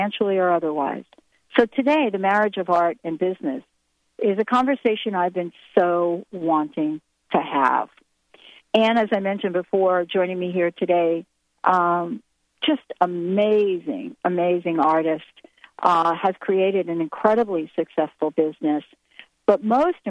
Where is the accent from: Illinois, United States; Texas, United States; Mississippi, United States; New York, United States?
New York, United States; I grew up in New York, and one of the things that happened to me as a child growing up in the city